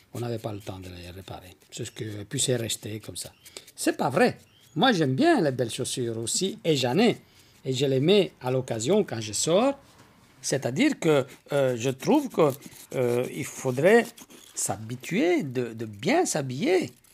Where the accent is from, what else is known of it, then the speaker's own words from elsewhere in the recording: Sicily, Italy; now in Belgium; je suis d'origine italienne, donc je viens de Sicile, là où j'ai appris avec mon père